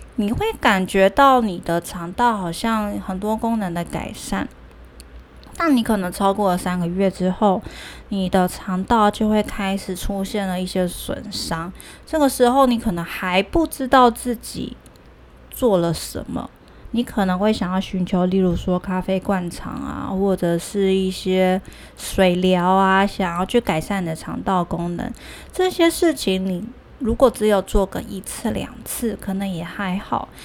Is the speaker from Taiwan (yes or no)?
yes; Taiwan; 我们台湾人真的太爱吃鸡蛋